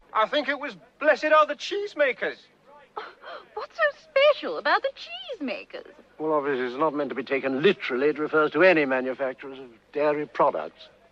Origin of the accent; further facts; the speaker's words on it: South East England, United Kingdom; you can tell from my accent that I've clearly been brought up in Britain, probably the southeast.